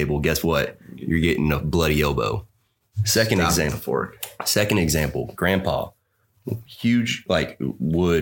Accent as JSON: {"language": "English", "region": "East Coast", "country": "United States", "tie": "born or raised there", "said": "I grew up on the East Coast"}